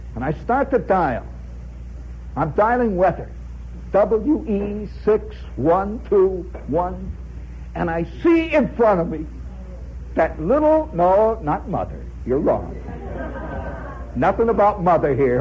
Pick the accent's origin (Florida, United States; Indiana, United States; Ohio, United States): Indiana, United States; moved away as an adult; also born or lived in Hobart, Indiana; now in New York City, United States; I come from Indiana